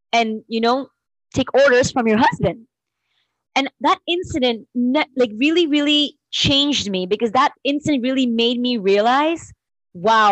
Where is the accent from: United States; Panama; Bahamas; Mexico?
Panama; I was born and brought up in Panama